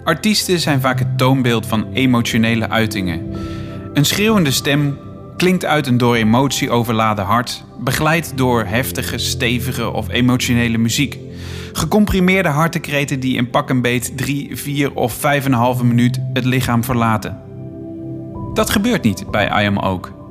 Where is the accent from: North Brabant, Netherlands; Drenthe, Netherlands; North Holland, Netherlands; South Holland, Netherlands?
North Brabant, Netherlands; Bergeijk; now in Utrecht, Netherlands; Die komt van mijn geboorteplaats eigenlijk.